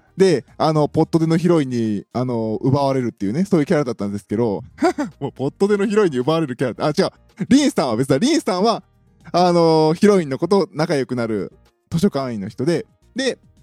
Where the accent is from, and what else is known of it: Kansai, Japan